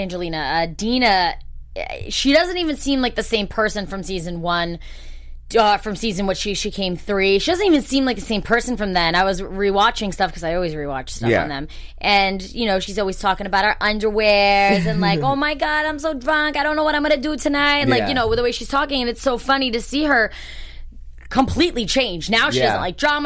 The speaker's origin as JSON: {"language": "English", "region": "New Jersey", "country": "United States", "tie": "born or raised there", "said": "the house that I grew up in, mm-hmm. in Jersey."}